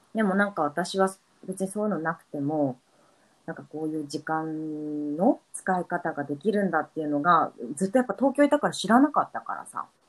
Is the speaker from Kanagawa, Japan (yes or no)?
yes; Yokohama, Kanagawa, Japan; moved away as an adult; also born or lived in Tokyo; now in Brisbane, Australia; 私 もひなこも横浜生まれ